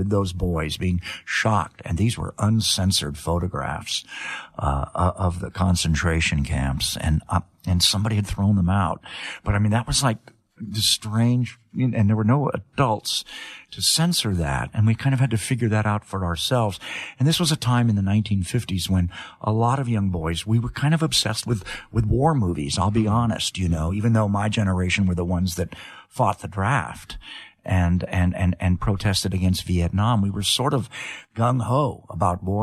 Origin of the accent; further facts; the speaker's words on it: Los Angeles, California, United States; also born or lived in England; I had a great California upbringing